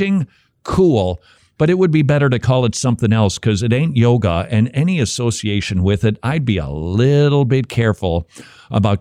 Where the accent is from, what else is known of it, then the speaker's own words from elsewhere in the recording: Scotland, United Kingdom; accent: Scottish brogue; my Scottish accent, my brogue